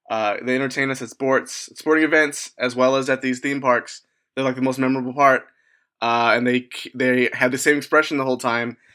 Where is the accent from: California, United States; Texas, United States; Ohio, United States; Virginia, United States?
Virginia, United States; Yeah, I grew up in Virginia